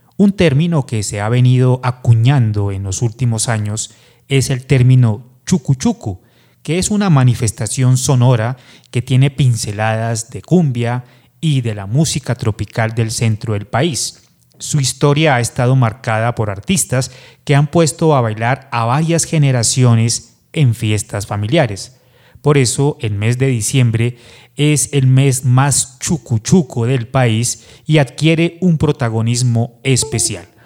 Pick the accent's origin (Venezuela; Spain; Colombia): Colombia; como colombianos